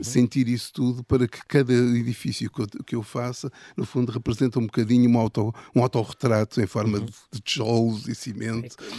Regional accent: Lisbon, Portugal; also born or lived in Ílhavo; eu vivi sempre em Lisboa

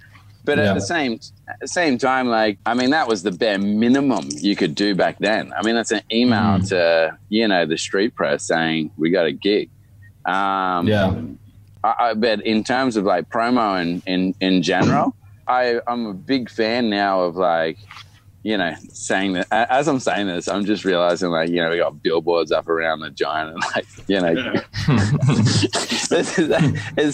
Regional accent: Sydney, New South Wales, Australia; my dad moved over to start his church in Sydney, where I was born

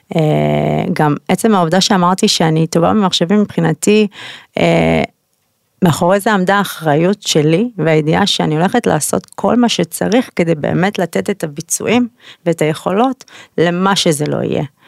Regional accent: Israel; also born or lived in United States; אני אוהבת את ישראל, זה הבית שלי, אני יהודייה גאה

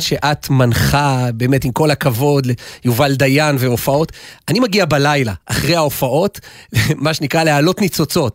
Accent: Jerusalem, Jerusalem District, Israel; אנחנו ירושלמים

